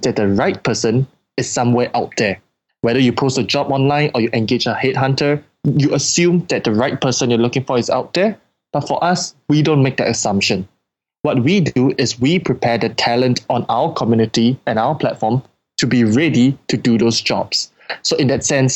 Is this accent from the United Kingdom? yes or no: no; Singapore; I being a Singaporean in Asia